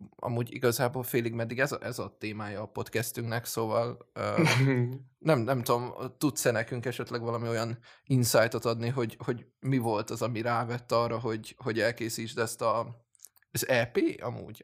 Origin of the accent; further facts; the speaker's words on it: Szeged, Csongrád-Csanád, Hungary; mi nagyon büszkék vagyunk arra, hogy szegediként, hogy nekünk van egy gyurisunk, szóval így ezt, meg amúgy egy középsuliba is jártunk